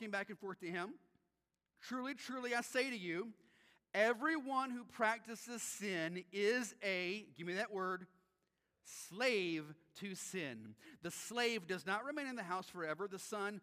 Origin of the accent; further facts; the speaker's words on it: United States; we as Americans